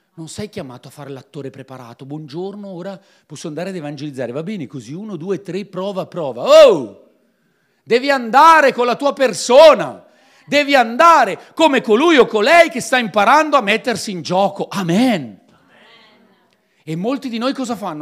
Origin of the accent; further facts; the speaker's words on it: Piedmont, Italy; Io sono un piemontese puro di razza